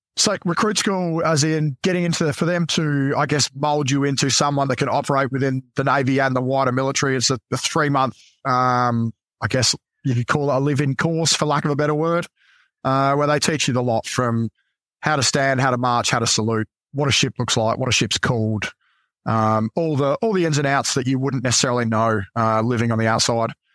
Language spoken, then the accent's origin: English; Adelaide, South Australia, Australia; moved away as an adult; I grew up in Adelaide